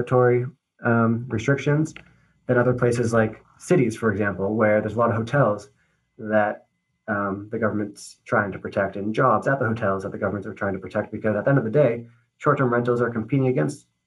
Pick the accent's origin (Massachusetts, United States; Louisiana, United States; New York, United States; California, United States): Massachusetts, United States; Newburyport; My hometown of Newburyport, Massachusetts